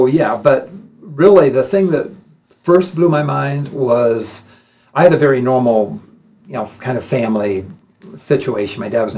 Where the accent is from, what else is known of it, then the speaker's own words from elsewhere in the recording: United States; moved away as an adult; also born or lived in Oxford, Ohio / Petoskey, Michigan; southern Ohio, here in a town called Oxford, where a university was, and then in northern Michigan, a town called Petoskey, which is a tourist town